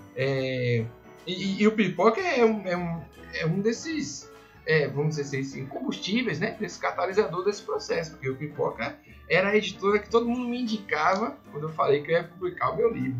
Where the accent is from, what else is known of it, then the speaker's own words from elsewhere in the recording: Salvador, Bahia, Brazil; moved away as an adult; also born or lived in São Paulo; Eu sou de Salvador